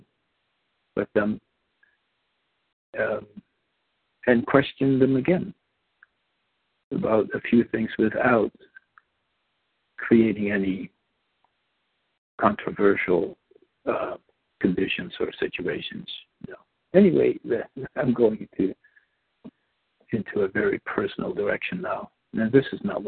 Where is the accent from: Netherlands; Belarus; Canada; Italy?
Netherlands; first language Dutch; English is a second language; moved away as an adult; also born or lived in Indonesia; now in Washington, United States; I grew up in Indonesia the first 7 years. I'm Dutch. Came to the Netherlands when I was 7. Came to the States when I was 24.